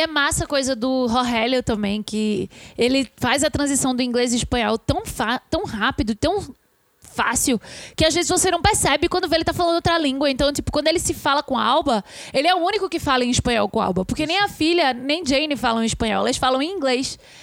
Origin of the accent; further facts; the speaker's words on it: Brazil; a gente é brasileiro